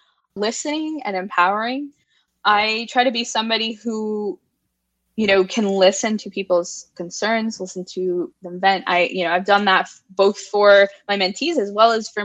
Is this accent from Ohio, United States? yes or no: no; Virginia, United States; I'm a Virginia native, very passionate about Virginia. I'm a Southerner